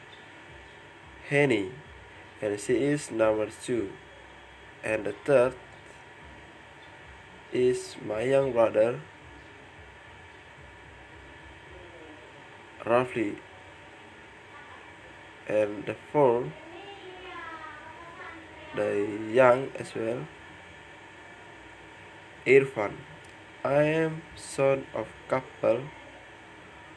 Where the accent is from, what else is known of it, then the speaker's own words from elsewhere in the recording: Flores, East Nusa Tenggara, Indonesia; English is a second language; now in Denpasar, Indonesia; I was born in Flores, special in Lenteng